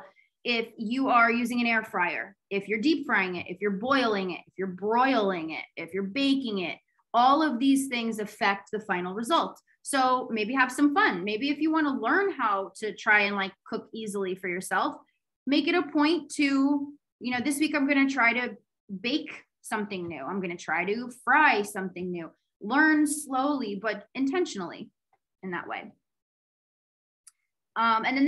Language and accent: English; United States; also born or lived in Greece; we're American